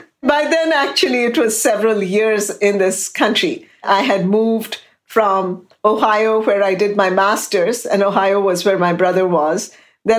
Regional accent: Kolkata, West Bengal, India; moved away as an adult; now in Houston, United States; growing up in India

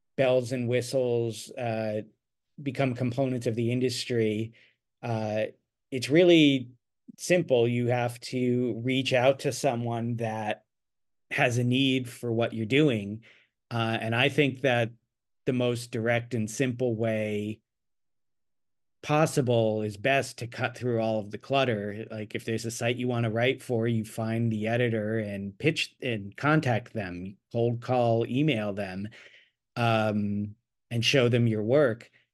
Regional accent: Annapolis, Maryland, United States; moved away as an adult; also born or lived in Ithaca, New York; now in Los Angeles, United States; I grew up near Annapolis, Maryland

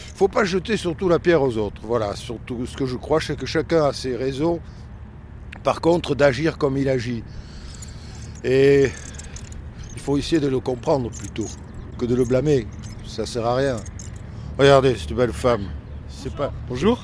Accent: Perpignan, Occitania, France; born or raised there; moved away as an adult; now in Paris, France

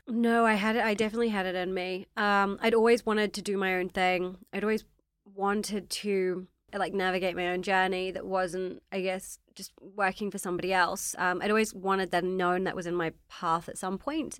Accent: New Zealand; accent: slightly strange accent; moved away as an adult; now in London, United Kingdom; I'm from New Zealand. So, I grew up in New Zealand, very different life to now.

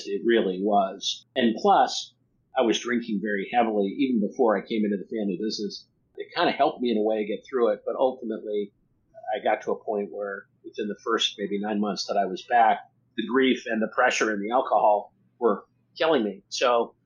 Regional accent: Nebraska, United States; moved away as an adult; also born or lived in Boston; I moved from Boston back to New York, or back to Nebraska, where my family's from

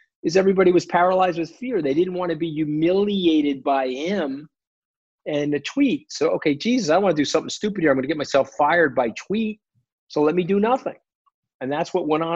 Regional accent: New York, United States; I'm a New Yorker

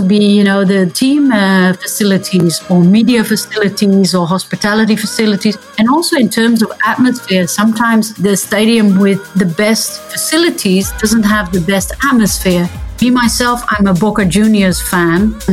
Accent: Netherlands; I'm from the Netherlands

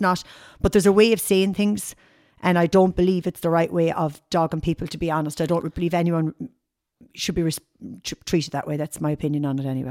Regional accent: Tipperary, Munster, Ireland; moved away as an adult; also born or lived in Limerick; now in Galway, Ireland; I'm actually from Tipperary originally, but I'm, I'm living in Galway now over thirty-three years.

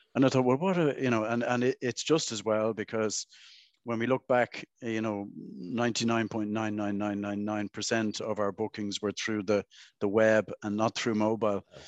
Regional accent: Dublin, Leinster, Ireland; I grew up around the South Circular Road

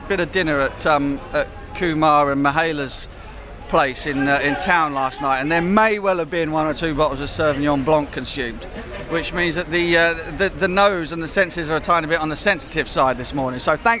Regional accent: London, United Kingdom; When I was a kid, we grew up in Brixton. So we had a flat on Brixton Hill, my mum and dad.

